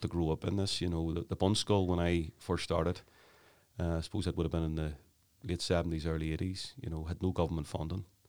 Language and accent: English; Belfast, Northern Ireland, United Kingdom; I grew up in the Clonard area, West Belfast